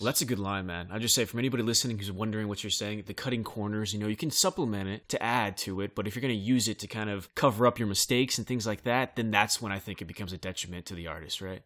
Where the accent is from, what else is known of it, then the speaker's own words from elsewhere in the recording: Bakersfield, California, United States; in my hometown, Bakersfield, California